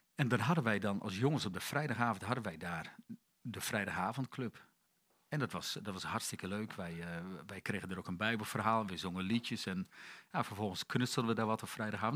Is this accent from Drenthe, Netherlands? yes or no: yes; Emmen, Drenthe, Netherlands; Ik ben geboren in januari 70 in, eh, in het noorden van het land, in Emmen